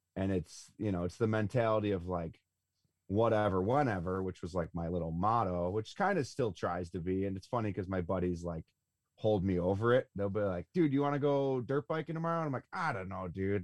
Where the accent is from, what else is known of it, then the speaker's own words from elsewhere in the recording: Buffalo, New York, United States; I'm from Buffalo, New York